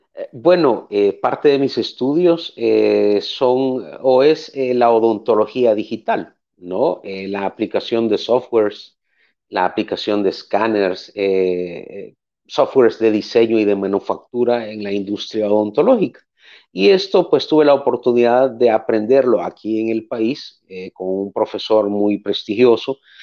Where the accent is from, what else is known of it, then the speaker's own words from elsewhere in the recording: El Salvador; nací en El Salvador, eh, nací en el 80, en aquel momento pues estábamos en medio de una guerra civil. Eh, a través de los años pues me crié en una familia de cinco personas